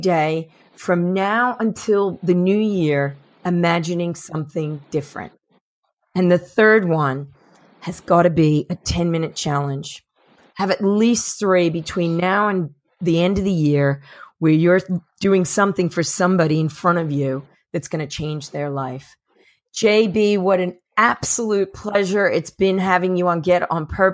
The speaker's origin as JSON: {"language": "English", "region": "New Jersey", "country": "United States", "said": "I am from New Jersey"}